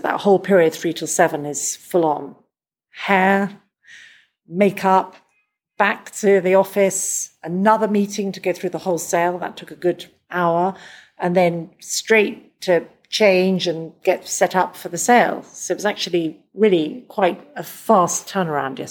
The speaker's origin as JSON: {"language": "English", "region": "London", "country": "United Kingdom", "said": "I'm from London"}